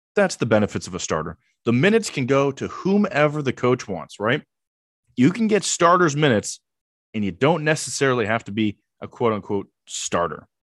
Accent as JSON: {"language": "English", "region": "Southern California", "country": "United States", "said": "I'm from Southern California"}